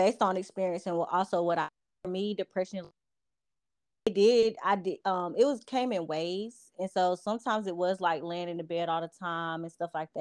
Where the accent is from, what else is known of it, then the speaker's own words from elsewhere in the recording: Goldsboro, North Carolina, United States; I'm from Goldsboro